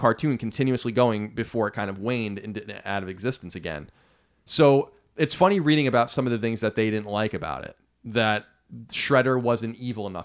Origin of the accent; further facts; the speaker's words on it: Long Island, New York, United States; growing up on Long Island